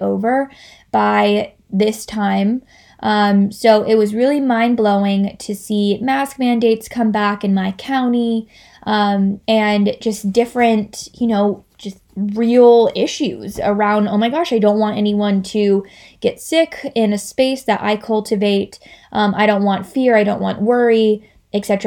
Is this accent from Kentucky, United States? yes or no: yes; Kentucky, United States; also born or lived in Los Angeles, California; now in North Carolina, United States; I am originally from Kentucky, so I am no stranger to the southeastern part of the United States.